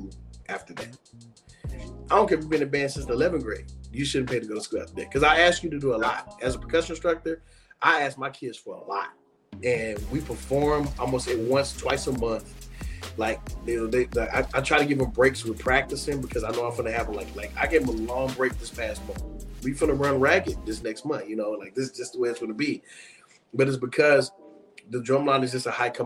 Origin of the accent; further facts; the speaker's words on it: Fort Worth, Texas, United States; also born or lived in Nebraska / Arkansas; I grew up on Marion Street